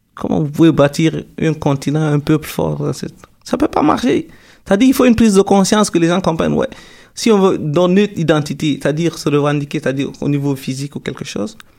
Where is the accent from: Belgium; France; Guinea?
Guinea; now in Quebec, Canada; je viens de la Guinée